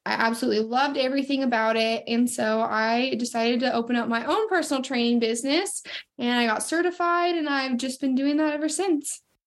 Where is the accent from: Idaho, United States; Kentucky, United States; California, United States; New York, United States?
Idaho, United States; Sandpoint; now in Coeur d'Alene, United States; I am from Sandpoint, Idaho, and I moved down to Coeur d'Alene, Idaho, about uh, probably about eight years ago now